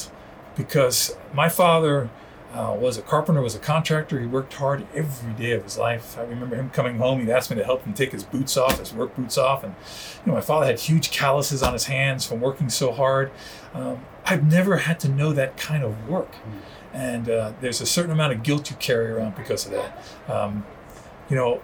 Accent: New York City, New York, United States; first language Spanish; English is a second language; moved away; also born or lived in Miami; going to the Bronx Zoo, growing up in New York

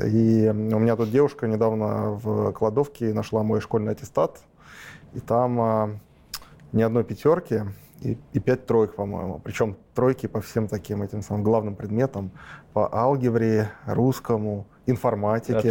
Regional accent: Russia; Родился я в Петровство от Москвы

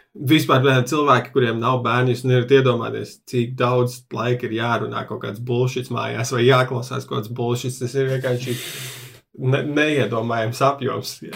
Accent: Riga, Latvia; es uzaugu mikrorajonā, Juglā, kur ir diezgan daudz krievu valodīgie.

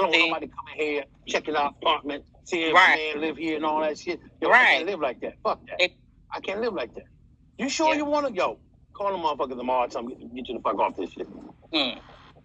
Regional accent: New York City, New York, United States; accent: New York; now in Virginia, United States; I'm from Brooklyn, New York, but I live in Virginia

